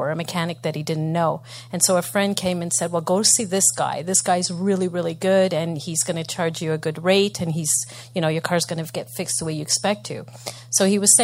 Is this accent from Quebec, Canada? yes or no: yes; Montreal, Quebec, Canada; I'm from Montreal